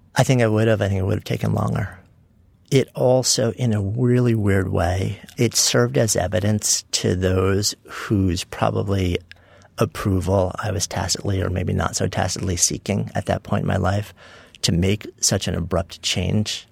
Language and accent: English; Port Washington, New York, United States; I grew up in a suburb of, uh, New York City, Port Washington, also known as East Egg from the Great